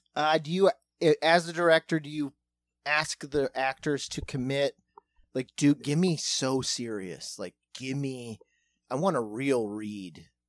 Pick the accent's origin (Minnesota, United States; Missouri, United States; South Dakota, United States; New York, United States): South Dakota, United States; we're from South Dakota